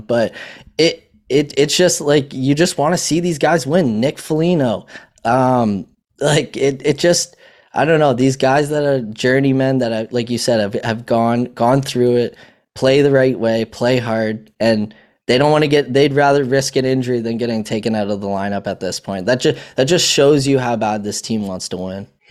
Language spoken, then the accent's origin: English; Canada; I'm Canadian